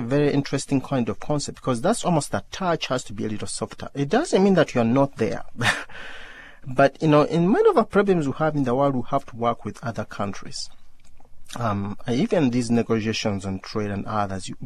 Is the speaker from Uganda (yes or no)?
yes; Uganda; when I was growing up in Uganda